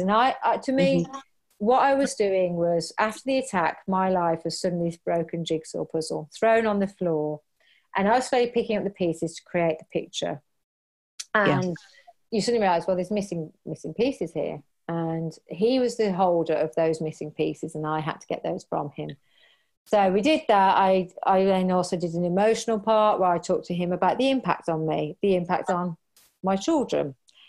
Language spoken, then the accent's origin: English; United Kingdom; We're so British